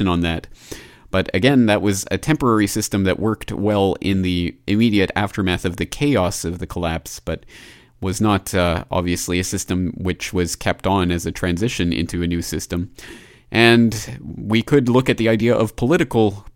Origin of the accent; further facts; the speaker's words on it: Canada; my home country of Canada